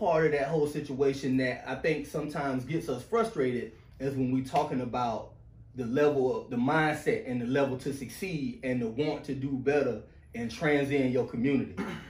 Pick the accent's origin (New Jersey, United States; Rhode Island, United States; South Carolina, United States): South Carolina, United States; I have never wanted to be or even thought about being from somewhere else because I'm from